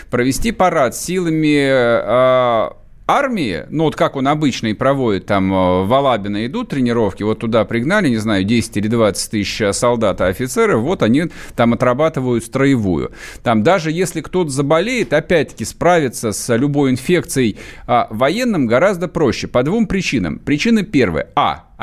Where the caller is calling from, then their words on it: Yekaterinburg, Sverdlovsk Oblast, Russia; я из Екатеринбурга